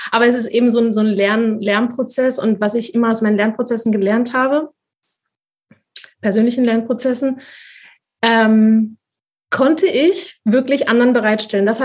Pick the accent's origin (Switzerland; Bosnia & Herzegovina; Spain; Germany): Spain; aber ich bin ja Spanierin mit spanischen Eltern und spanischen Vorfahren, in Spanien geboren, äh, ich habe auch, ich bin natürlich sprach, äh, zweisprachig aufgewachsen